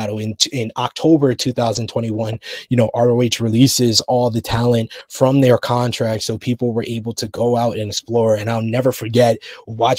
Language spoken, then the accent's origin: English; New York, United States; being a New Yorker